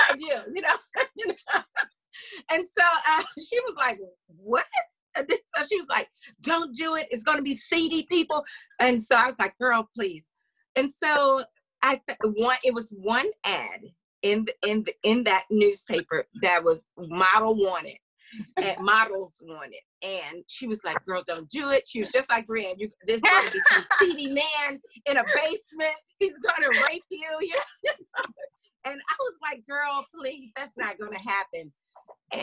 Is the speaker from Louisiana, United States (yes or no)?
yes; small town Louisiana, United States; moved away as an adult; also born or lived in Tennessee; that was the first time I left my hometown.